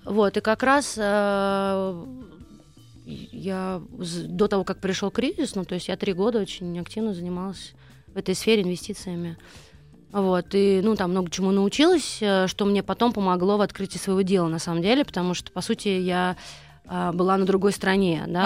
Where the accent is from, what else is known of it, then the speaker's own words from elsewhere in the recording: Nizhny Novgorod, Nizhny Novgorod Oblast, Russia; moved away as an adult; also born or lived in United States; now in Moscow, Russia; я вообще выросла в Нижнем Новгороде, то есть я не москвичка